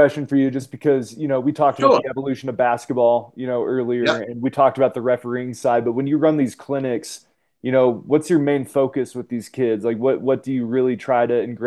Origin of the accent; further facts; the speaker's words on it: Reno, Nevada, United States; we're from Reno, Nevada